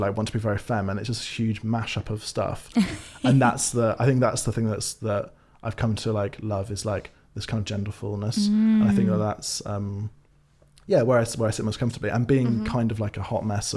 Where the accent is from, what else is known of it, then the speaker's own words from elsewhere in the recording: Swansea, Wales, United Kingdom; I grew up in Swansea in Wales, nice. In South Wales